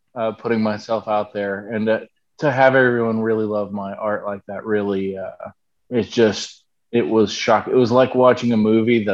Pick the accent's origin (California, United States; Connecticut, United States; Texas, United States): Texas, United States; moved away as an adult; also born or lived in Canton, Ohio; We are from Texas, which is actually where I am right now